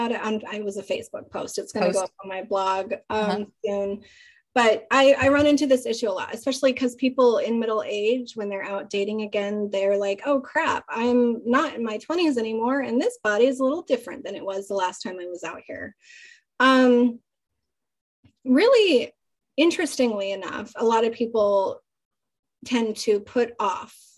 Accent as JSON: {"language": "English", "region": "Utah", "country": "United States", "tie": "born or raised there", "said": "I grew up in Utah where it's like very conservative."}